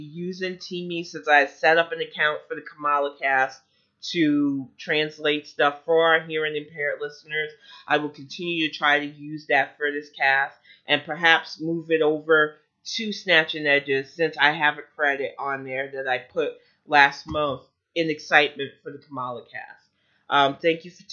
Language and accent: English; United States